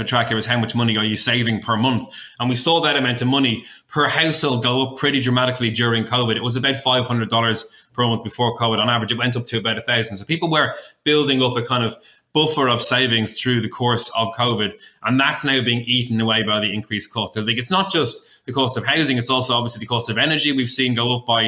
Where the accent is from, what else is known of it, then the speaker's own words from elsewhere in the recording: Ireland; moved away as an adult; now in Australia; I'm from Ireland originally. I've been living here 12 years